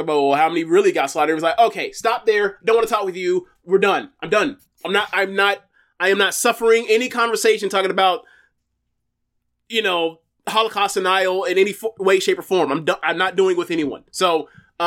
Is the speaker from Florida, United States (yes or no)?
yes; Florida, United States; I'm from Florida, born and raised. There hasn't been much time, many days I've spent outside of this state.